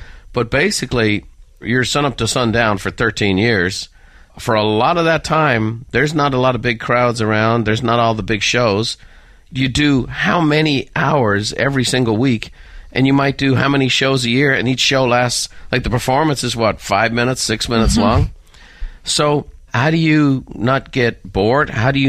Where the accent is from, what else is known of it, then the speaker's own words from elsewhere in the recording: Ireland; And again, growing up in Ireland, you know, we would have all the European channels.